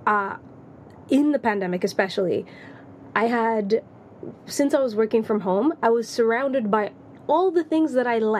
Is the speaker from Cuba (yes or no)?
no; Tanzania; accent: American; also born or lived in Latvia; now in London, United Kingdom; growing up in Tanzania.